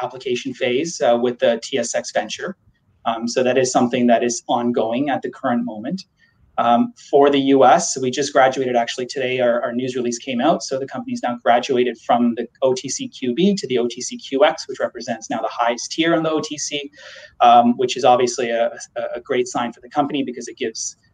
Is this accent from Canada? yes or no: yes; Canada; we're Canadian too. We understand that healthcare here is a universal healthcare right.